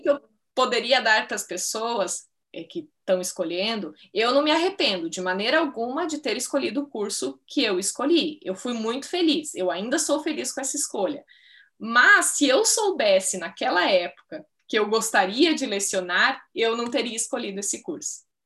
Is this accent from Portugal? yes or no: no; Ibirubá, Rio Grande do Sul, Brazil; moved away as an adult; also born or lived in São Paulo; Ibirubá, né, que é a minha cidade natal, no Rio Grande do Sul